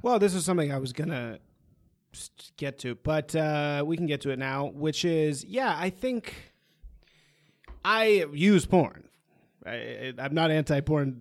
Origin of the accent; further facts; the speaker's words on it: Bloomsburg, Pennsylvania, United States; I was actually born in Bloomsburg, Pennsylvania